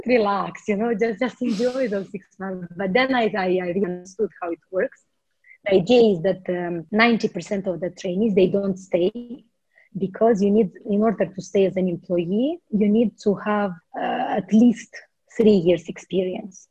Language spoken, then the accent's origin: English; Moldova; moved away as an adult; also born or lived in Netherlands / Luxembourg; I'm from Moldova